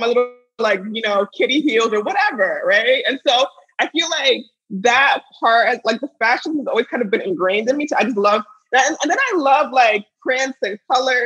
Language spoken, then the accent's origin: English; United States; also born or lived in Pittsburgh; I grew up here in the States, but, you know, I come from a, you know, very strong Nigerian background and heritage